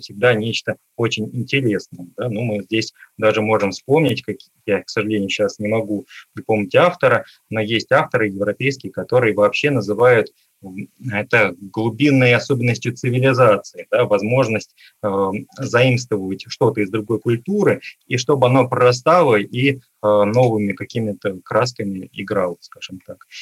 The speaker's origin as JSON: {"language": "Russian", "town": "Khimki", "region": "Moscow Oblast", "country": "Russia", "tie": "born or raised there", "said": "я сам родился в городе Герои Химки, а, под Москвой. А, и, в общем, там провел свое детство"}